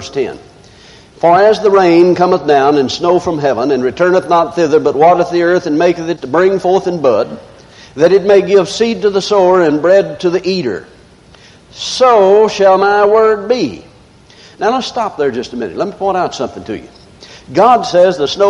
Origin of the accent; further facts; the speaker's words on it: the South, United States; I'm from the South.